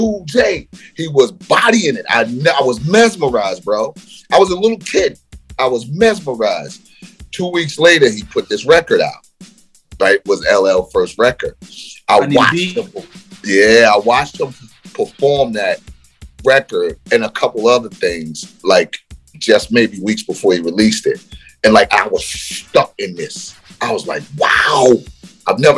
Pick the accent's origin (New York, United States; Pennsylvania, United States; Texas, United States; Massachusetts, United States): New York, United States; New York City; also born or lived in Queens; when I was a kid growing up in Brooklyn